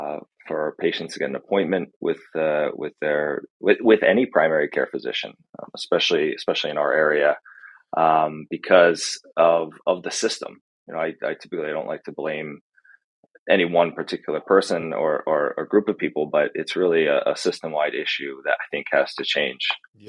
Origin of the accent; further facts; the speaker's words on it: Pennsylvania, United States; I'm originally from Central PA, and we moved around Pennsylvania a lot.